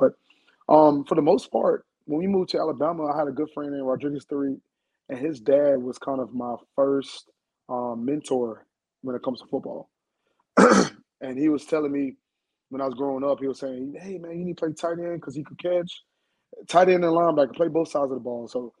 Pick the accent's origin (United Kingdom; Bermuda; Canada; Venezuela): Bermuda; also born or lived in Huntsville; now in United States; So I'm from the islands. I don't know if you know that or not. I'm from Bermuda.